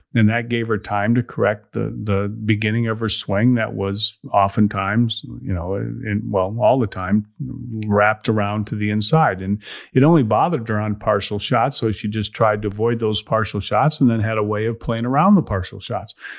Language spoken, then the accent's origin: English; Chicago, Illinois, United States; I'm from Chicago